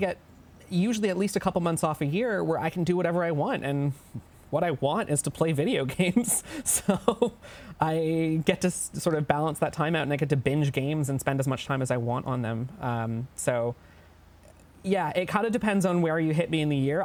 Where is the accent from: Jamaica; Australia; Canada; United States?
Canada; we're all Canadian